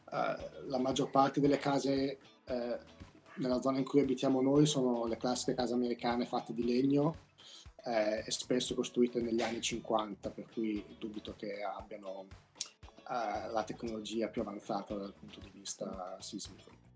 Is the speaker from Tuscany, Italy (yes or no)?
no; Emilia-Romagna, Italy; moved away as an adult; now in United States; io poi sono romagnolo